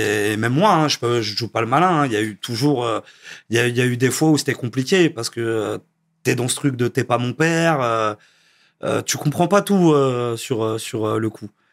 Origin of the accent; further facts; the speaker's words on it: Versailles, Île-de-France, France; also born or lived in Narbonne / Vélizy-Villacoublay; ma mère est montée sur Paris, à Villisy d'abord dans le 78, et après Versailles, et j'ai grandi, euh, j'ai grandi là-bas, à mhm. Versailles.